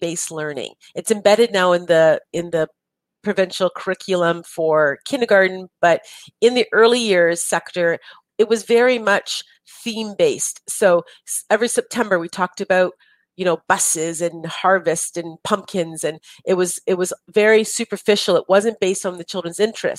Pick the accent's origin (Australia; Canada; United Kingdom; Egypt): Canada; we're Canadian